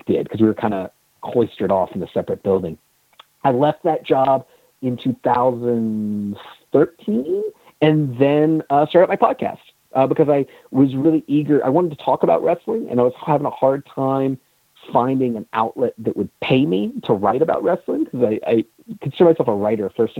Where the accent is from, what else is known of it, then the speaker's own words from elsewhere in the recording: Richmond, Virginia, United States; I grew up in Richmond, Virginia